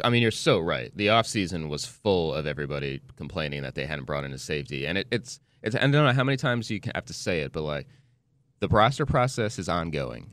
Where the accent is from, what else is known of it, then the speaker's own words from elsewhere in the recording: New Jersey, United States; also born or lived in Wisconsin; now in Charlotte, United States; I'm from New Jersey